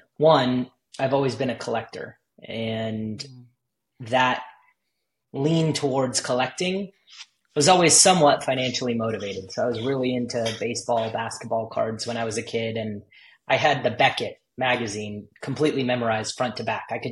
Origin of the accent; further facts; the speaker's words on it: Los Angeles, California, United States; I grew up